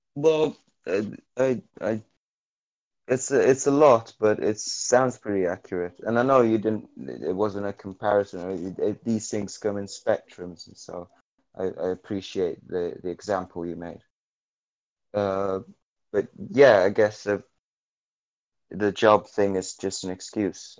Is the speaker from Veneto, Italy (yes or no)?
no; Naples, Campania, Italy; I'm from Naples